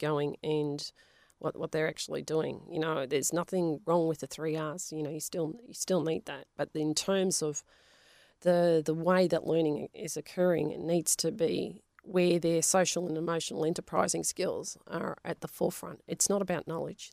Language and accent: English; Melbourne, Victoria, Australia; first language Polish; English is a second language; moved away; also born or lived in Western Australia; we were from Avondale Heights there was a lot of Italians